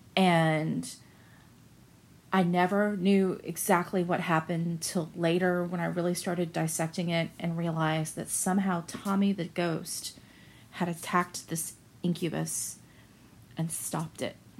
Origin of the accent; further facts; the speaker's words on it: Central Florida, United States; I'm from Central Florida.